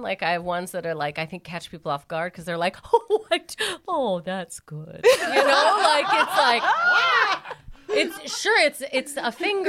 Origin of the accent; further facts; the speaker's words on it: Calgary, Alberta, Canada; I'm from Calgary, Alberta, Canada.